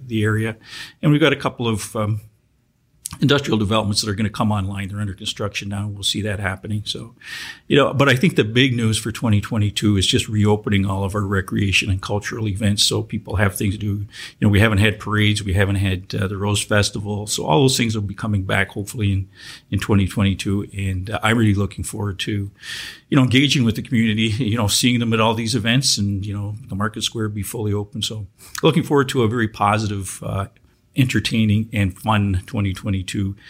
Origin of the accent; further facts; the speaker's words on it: Welland, Ontario, Canada; growing up in Welland, uh, you know, I learned little, little, bits and pieces of French uh, through my friends.